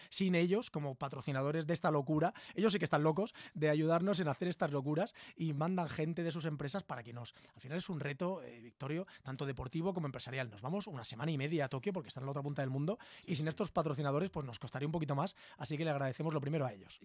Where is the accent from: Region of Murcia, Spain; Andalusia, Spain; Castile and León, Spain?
Region of Murcia, Spain; Murcia; Somos todo gente de Murcia